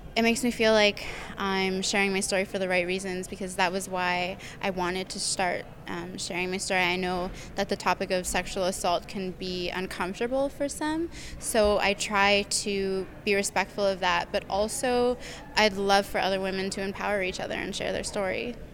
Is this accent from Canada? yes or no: yes; Toronto, Ontario, Canada; moved away as an adult; now in Winnipeg, Canada; So I'm originally from Toronto. I grew up there